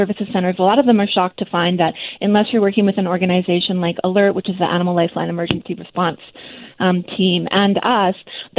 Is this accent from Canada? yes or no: yes; Kelowna, British Columbia, Canada; moved away as an adult; now in Medicine Hat, Canada; I am from Kelowna, so very invested in the Okanagan and BC Food Bank programs.